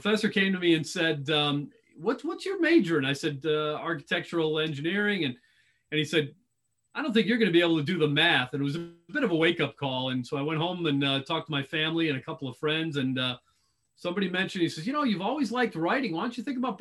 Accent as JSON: {"language": "English", "town": "Lombard", "region": "Illinois", "country": "United States", "tie": "born or raised there", "moved": "as an adult", "lives_now": "Tampa, United States", "said": "Born and raised in Chicago. Lombard, Illinois is the suburb that I grew up in."}